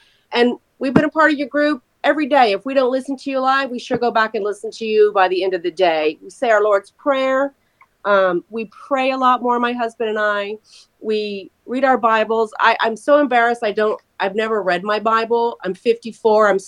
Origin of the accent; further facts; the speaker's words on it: Texas, United States; also born or lived in San Antonio / Pasadena, Texas / Deer Park, Texas / Corpus Christi; now in Houston, United States; I've been in Texas all my life. I was born in San Antonio